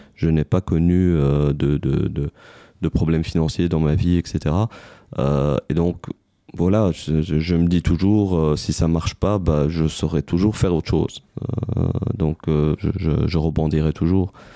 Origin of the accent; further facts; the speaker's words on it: Tunisia; moved away as an adult; now in Belgium; je suis tunisien d'origine, arrivé en Belgique en 2002.